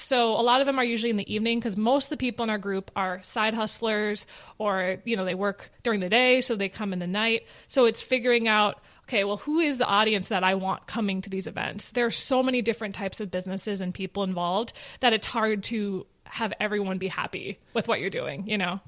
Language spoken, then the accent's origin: English; Minnetonka, Minnesota, United States; born or raised there